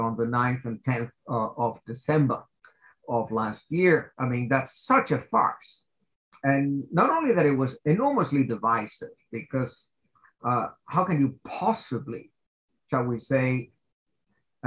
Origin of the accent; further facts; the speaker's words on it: United States; now in Switzerland; I am an American citizen, but I'm also a Swiss citizen